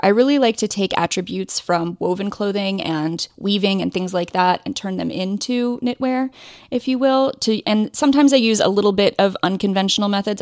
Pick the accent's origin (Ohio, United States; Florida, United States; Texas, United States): Ohio, United States; also born or lived in Indiana; I grew up in Ohio